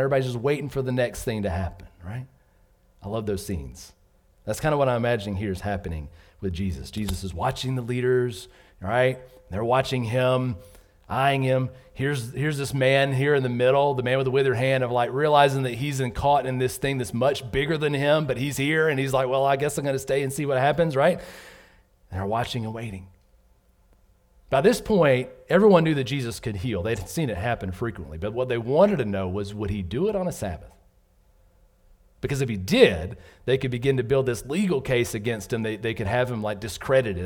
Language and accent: English; Southern Georgia, United States; moved away as an adult; also born or lived in North Carolina; I grew up in Southern Georgia